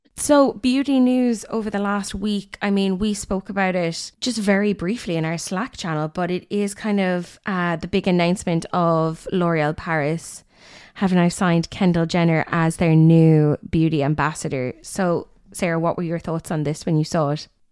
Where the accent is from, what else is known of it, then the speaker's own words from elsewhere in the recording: Limerick, Munster, Ireland; I'm from Limerick